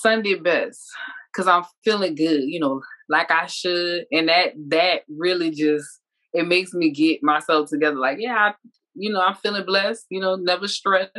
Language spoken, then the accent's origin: English; New Orleans, Louisiana, United States; now in Georgia, United States; I'm from New Orleans